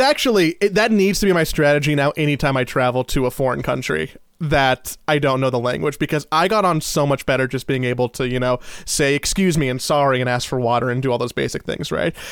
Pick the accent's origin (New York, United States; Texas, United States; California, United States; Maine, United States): California, United States; Los Angeles; I was from Los Angeles